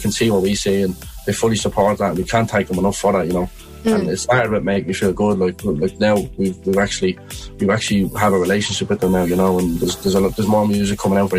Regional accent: Dublin, Leinster, Ireland; And we're normal people from Dublin, just hard workers, you know.

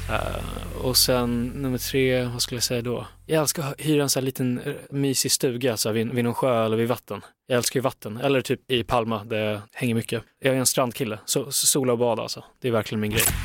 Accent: Stockholm, Stockholm County, Sweden; jag är från Stockholm

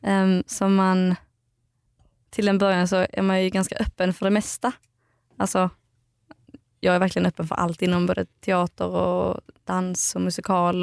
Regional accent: outside Eslöv, central Skåne, Sweden; moved away; Jag kommer från eh, Skåne. Mitten, Skåne, mitten på Skåne

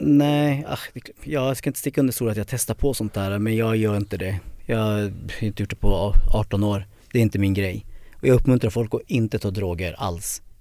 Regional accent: Södertälje, Stockholm County, Sweden; jag är född i Södertälje 76

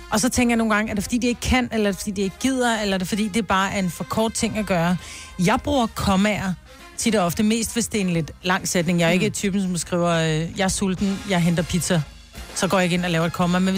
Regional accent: Bornholm, Capital Region of Denmark, Denmark; er fra Bornholm.

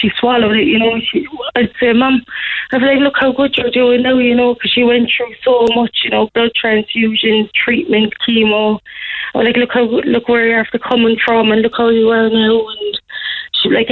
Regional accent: Cork, Munster, Ireland; we're from the North Side ourselves

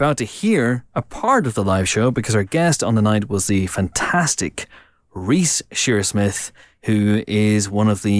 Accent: Banbridge, Northern Ireland, United Kingdom; growing up in Banbridge in Northern Ireland

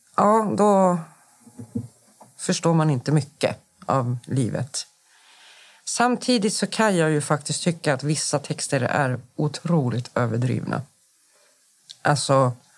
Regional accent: Stockholm, Stockholm County, Sweden; also born or lived in Akalla; Jag är uppvuxen i Rinkeby. Jag kommer från förorten

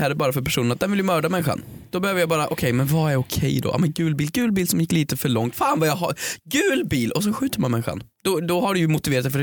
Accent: Sweden; Vi som svenskar är ju väldigt långt ifrån nationalister.

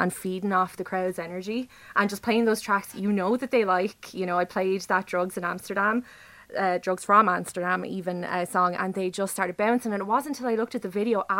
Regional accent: Wexford, Ireland; moved away as an adult; now in Waterford, Ireland; I am actually from Wexford, but I'm living in Waterford at the moment.

